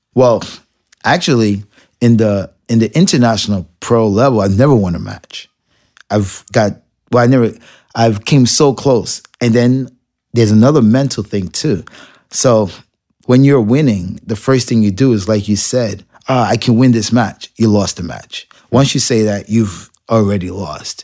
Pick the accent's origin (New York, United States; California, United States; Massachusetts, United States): New York, United States; New York City; I grew up in Marble Projects